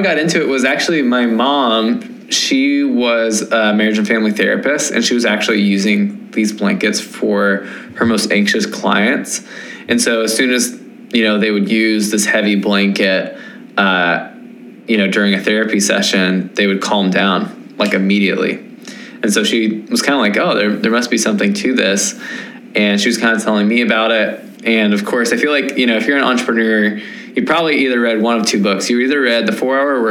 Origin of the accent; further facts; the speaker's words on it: Nashville, Tennessee, United States; I am from Nashville, Tennessee.